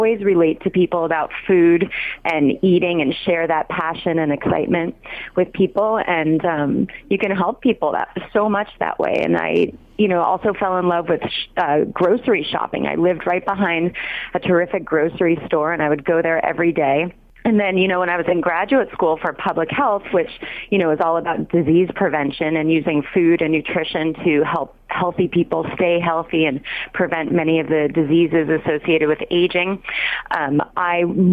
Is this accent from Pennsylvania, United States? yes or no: no; Los Angeles, California, United States; also born or lived in Berkeley; I did grow up in L.A.